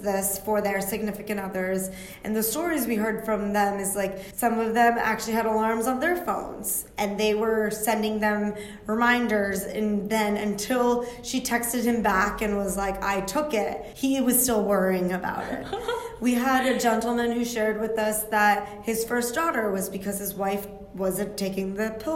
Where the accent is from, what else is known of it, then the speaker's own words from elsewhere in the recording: Yorktown, Virginia, United States; I was born and raised in Yorktown, Virginia